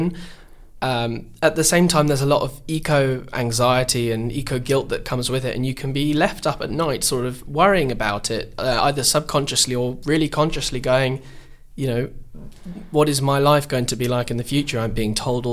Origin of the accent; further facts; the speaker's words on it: Epping Forest, East of England, United Kingdom; I'm from Epping Forest and it's a rather conservative constituency